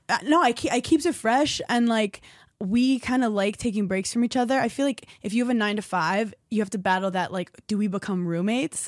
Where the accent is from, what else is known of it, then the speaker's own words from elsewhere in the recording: New York, United States; I'm a New Yorker